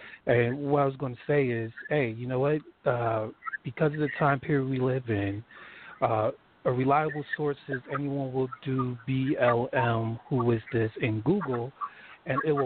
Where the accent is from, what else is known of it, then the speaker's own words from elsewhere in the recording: New Jersey, United States; I was born and raised in New Jersey